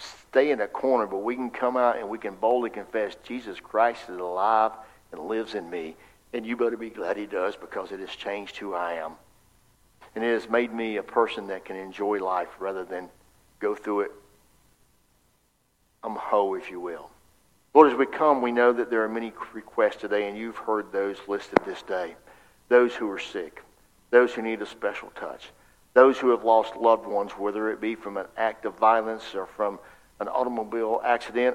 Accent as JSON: {"language": "English", "town": "Fort Meade", "region": "Florida", "country": "United States", "said": "where I'm from Fort Meade and Bartow and Mulberry and that area"}